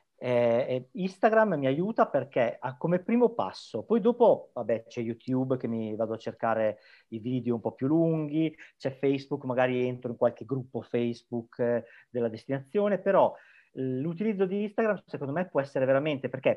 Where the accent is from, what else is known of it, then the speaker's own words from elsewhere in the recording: Emilia-Romagna, Italy; accent: Emilian; moved away as an adult; now in Tenerife, Spain; originario, forse l'accento si sente, sono emiliano